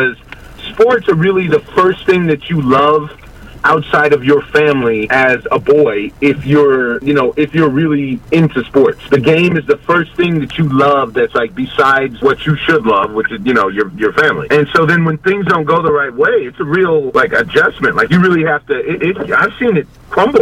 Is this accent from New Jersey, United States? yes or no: no; Southern California, United States; I grew up in Southern California